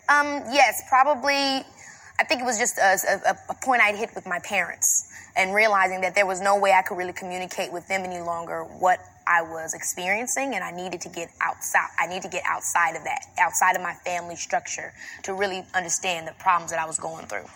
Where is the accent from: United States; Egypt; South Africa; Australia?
United States; Robbins, Illinois; I come from Robbins, Illinois, which is like a very small town